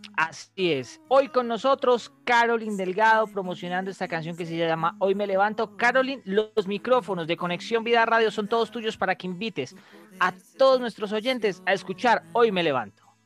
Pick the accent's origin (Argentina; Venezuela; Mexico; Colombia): Colombia; como la sabemos dar los colombianos